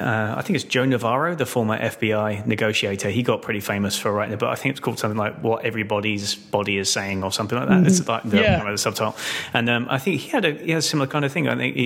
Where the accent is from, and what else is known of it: United Kingdom; now in United States